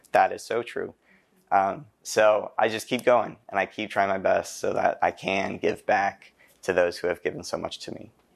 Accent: Carlisle, Pennsylvania, United States; I'm from Saint Patrick's Church in Carlisle

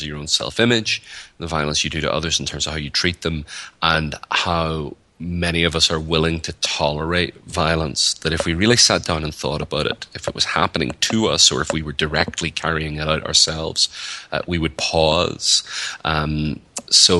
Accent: Northern Ireland, United Kingdom; moved away as an adult; now in United States; So I'm from Northern Ireland, or the north of Ireland, and I've lived in the United States for about 7 or 8 years

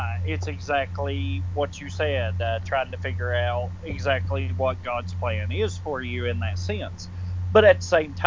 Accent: the South, United States; I'm from the South

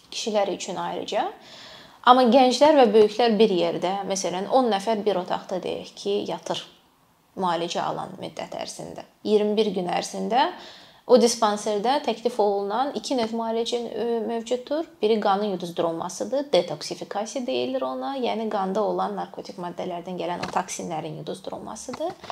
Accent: Azerbaijan; moved away as an adult; now in Germany; Mən əslən Azərbaycandanam.

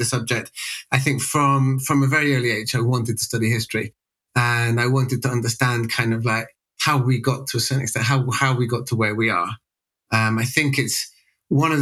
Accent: West Midlands, United Kingdom; also born or lived in Sheffield; I'm British born and bred, grew up in an area of England called the West Midlands, which is about 40 miles south of Birmingham

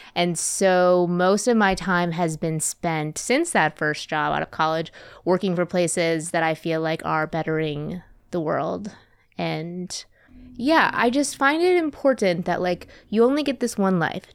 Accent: Wisconsin, United States; moved away; also born or lived in Twin Cities, Minnesota; I'm from the Midwest. I'm from Wisconsin originally

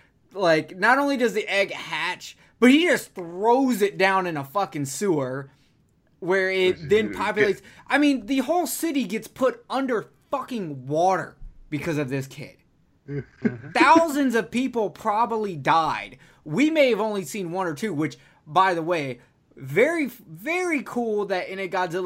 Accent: Alabama, United States; I'm from Alabama

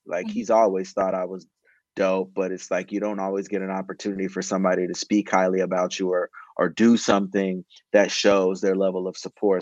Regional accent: Cincinnati, Ohio, United States; moved away; also born or lived in Baton Rouge, Louisiana / Atlanta, Georgia; I grew up in Ohio

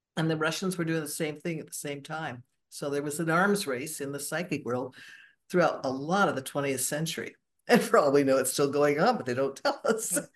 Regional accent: Borrego Springs, California, United States; now in Seattle, United States; I was born and raised actually in the Southern California desert, uh, de Borrego

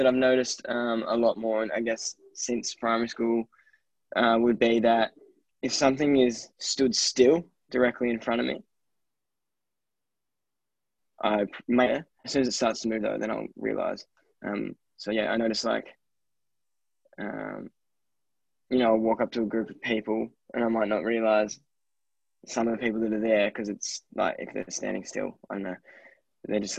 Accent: Diamond Valley, Victoria, Australia; moved away as an adult; now in Canberra, Australia; Tim and I we're both from Diamond Valley, so yeah, we moved up to Canberra

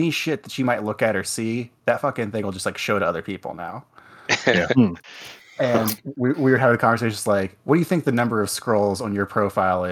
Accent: West Virginia, United States; I grew up in West Virginia

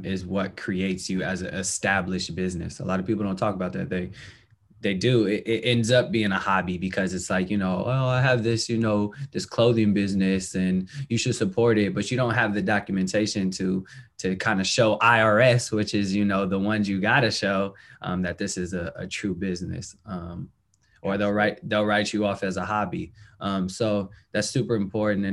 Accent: the Bay Area, California, United States; I'm from the Bay

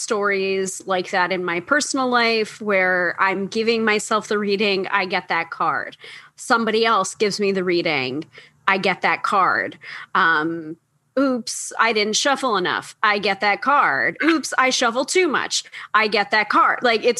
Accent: New York, United States; the New Yorker.

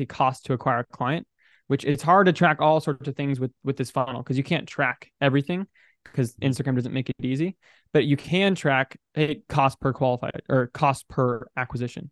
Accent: United States; I'm an American, I'm a bro, I'm 20 years old

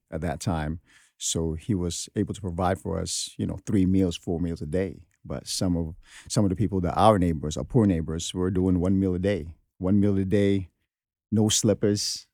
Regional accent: New York City, New York, United States; also born or lived in Philippines; I came here at the age of 13

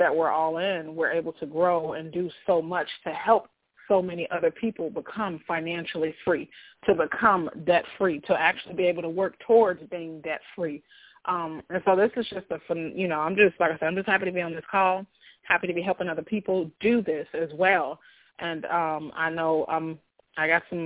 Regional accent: Chicago, Illinois, United States; also born or lived in Iowa / South Dakota; now in Texas, United States; I am actually originally from Chicago, currently living in Texas

